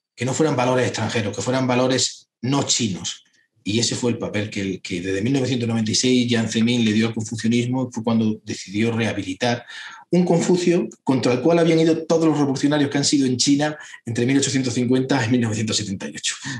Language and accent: Spanish; Hinojosa del Duque, Andalusia, Spain; yo soy andaluz, soy cordobés, soy dinojosa del Duque, los Pedroches